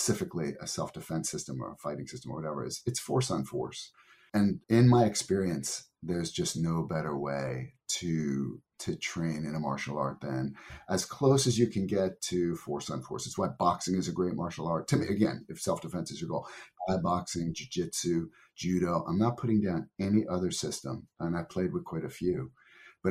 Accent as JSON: {"language": "English", "region": "New Jersey", "country": "United States", "tie": "born or raised there", "also_born_or_lived": "Tokyo, Japan", "moved": "as an adult", "said": "growing up in New Jersey"}